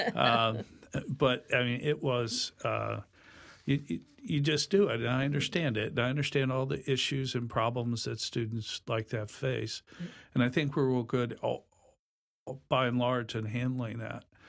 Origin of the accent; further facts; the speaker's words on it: Hartford, Connecticut, United States; moved away as an adult; also born or lived in Long Island, New York / Rochester, New York; born in Hartford many, many years ago.